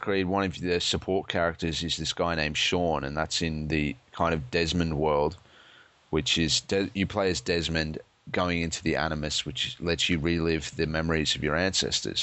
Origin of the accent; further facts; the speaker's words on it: Australia; I'm an Australian